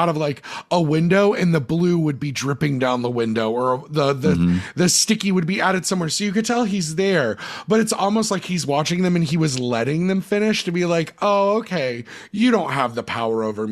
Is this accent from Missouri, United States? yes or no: no; New Jersey, United States; we're from Central Jersey